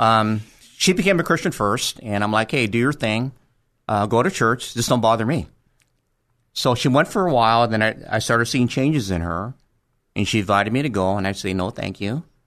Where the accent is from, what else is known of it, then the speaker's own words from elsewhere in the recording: Los Angeles, California, United States; also born or lived in Monterey Park, California; until I was twelve, I lived in Crenshaw. And after that, we moved to Monterey Park. And that's where I went to junior high and high school